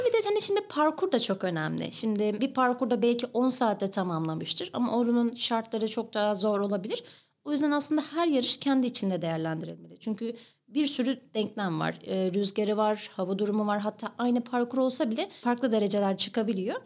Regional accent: İzmir, Turkey; Doğma büyüme Karşıyaka

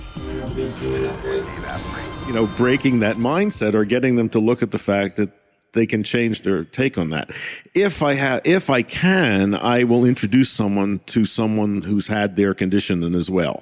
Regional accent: United States; as an American

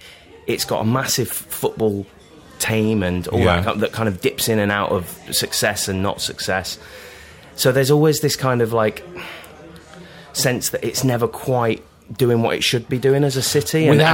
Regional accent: Hull, Yorkshire and the Humber, United Kingdom; moved away; that's how my mum ended up in Hull, and then I was brought up in Hull.

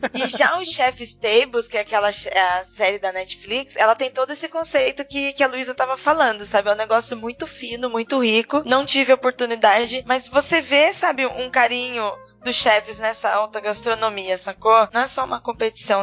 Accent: interior of São Paulo, Brazil; No interior a gente toma puro

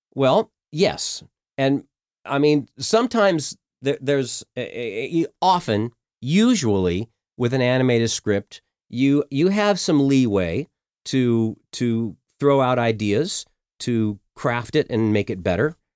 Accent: Colorado, United States; also born or lived in Bloomington, Indiana; And so I grew up in Colorado, uh, since I was about two

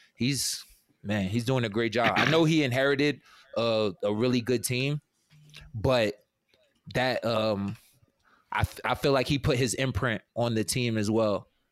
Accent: New York, United States; I'm from New York. I'm not from the city, though

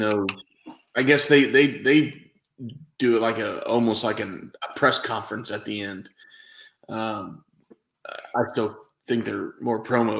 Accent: Midwest, United States; I'm a Midwesterner

